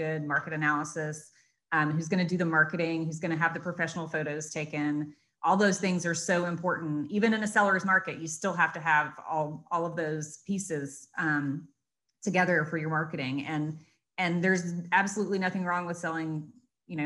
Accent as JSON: {"language": "English", "town": "Marietta", "region": "Georgia", "country": "United States", "said": "I'm from Marietta. I live in Cobb County"}